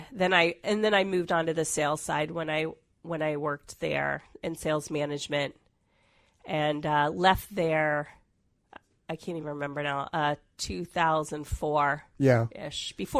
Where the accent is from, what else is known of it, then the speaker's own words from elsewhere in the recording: Washington, District of Columbia, United States; also born or lived in Atlanta; I'm originally from the Washington, D.C. area. That's okay. Where I was raised. I went to college there, got my MBA there, and then moved to Atlanta for a while, and then moved out here in the late 90s.